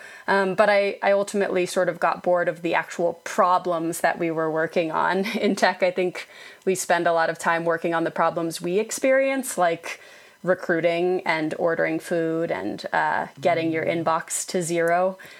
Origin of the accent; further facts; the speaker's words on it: Utah, United States; also born or lived in Boston / Iowa / Germany / London; I was born in Boston and sort of spent my childhood years in Iowa and Germany and then went to high school in Utah and also in London. But Utah is where I feel like I'm from, and that's where I am now.